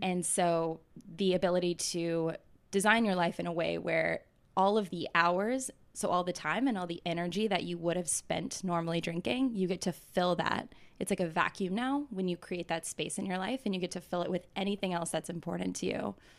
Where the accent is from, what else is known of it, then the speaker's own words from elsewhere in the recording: Atlanta, Georgia, United States; moved away as an adult; now in New York, United States; I grew up in Atlanta, Georgia